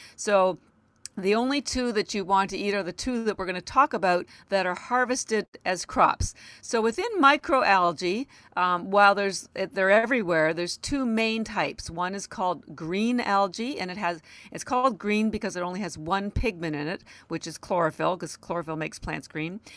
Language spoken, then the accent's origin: English; Canada; now in Boston, United States; I live in Boston, Massachusetts, although I am Canadian